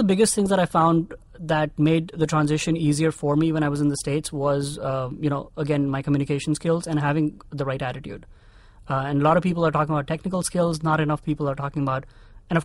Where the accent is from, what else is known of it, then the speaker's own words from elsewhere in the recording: India; I think one of the privileges that I had growing up as an army brat was having access to all of these clubs and, like you said, the gymkhanas.